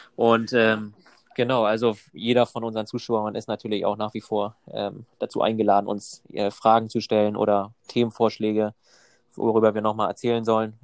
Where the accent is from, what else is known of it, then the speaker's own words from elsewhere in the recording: Germany; moved away as an adult; also born or lived in Copenhagen; ursprünglich komme ich aus Deutschland